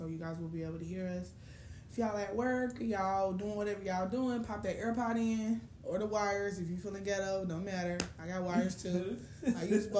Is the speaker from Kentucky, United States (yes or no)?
no; Chicago, Illinois, United States; I'm from Chicago.